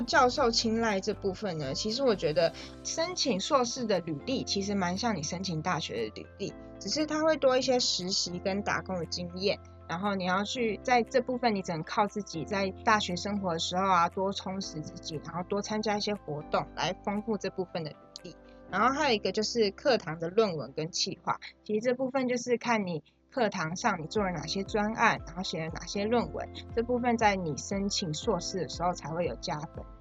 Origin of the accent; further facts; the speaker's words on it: Taiwan; 我们从小就在台湾长大，然后认识的风情民俗也都是同样的